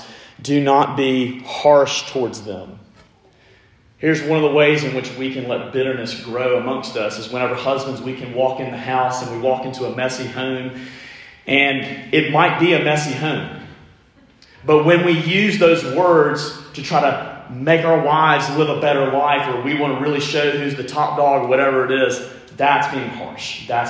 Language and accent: English; Alabama, United States; also born or lived in New Orleans; I'm from Alabama, surprise, surprise. Well, when I moved from Alabama, where we love to draw out our vowels, and I moved to New Orleans